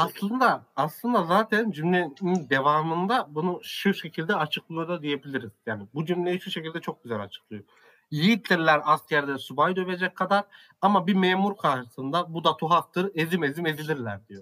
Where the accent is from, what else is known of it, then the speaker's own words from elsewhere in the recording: Central Anatolia, Turkey; also born or lived in Ankara; İç Anadolu'da yaşıyorum. İç Anadolu'da doğdum büyüdüm